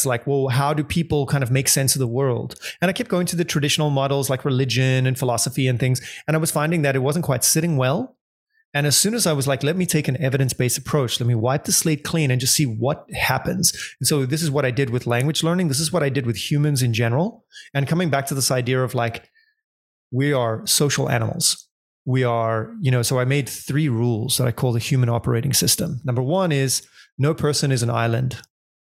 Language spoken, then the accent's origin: English; Johannesburg, Gauteng, South Africa; moved away as an adult; also born or lived in London / Argentina / Indonesia; I grew up in South Africa in Johannesburg